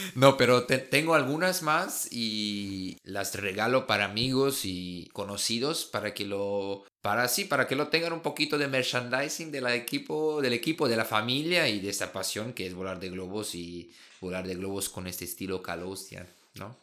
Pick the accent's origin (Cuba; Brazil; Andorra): Brazil; Spanish is a second language; now in Germany; como brasileño